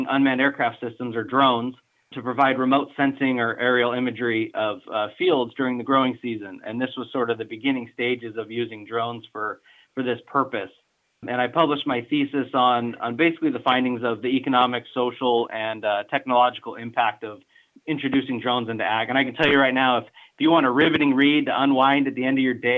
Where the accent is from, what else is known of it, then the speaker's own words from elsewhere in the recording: Draper, Utah, United States; I grew up in Draper, Utah, which is a suburb of Salt Lake